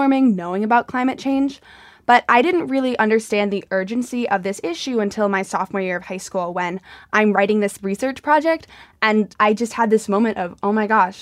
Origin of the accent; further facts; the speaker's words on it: Watertown, Massachusetts, United States; I'm 18 years old. I'm from Watertown, and I just graduated high school